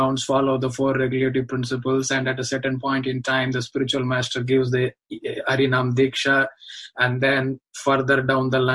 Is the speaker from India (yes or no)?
yes; India; moved away; growing up in India